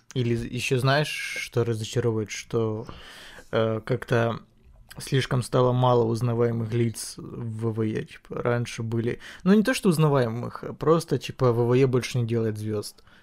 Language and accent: Russian; Ukraine; я украинец